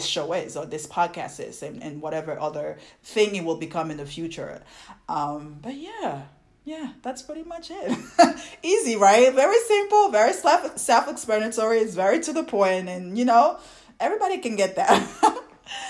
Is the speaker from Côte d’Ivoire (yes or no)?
yes; Côte d’Ivoire; English is a second language; now in United States; having being from the continent, like from my country, from Ivory Coast, and living there and having our culture